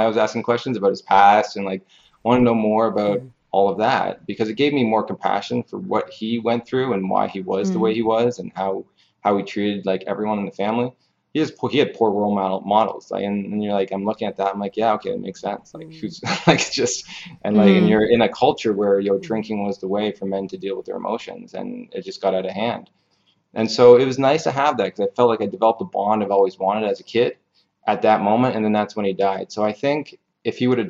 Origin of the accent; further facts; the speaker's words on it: Canada; I'm from Canada.